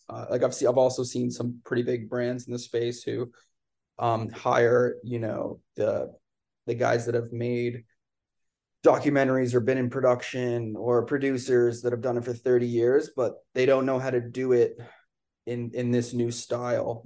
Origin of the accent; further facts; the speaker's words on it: Canada; I'm from Canada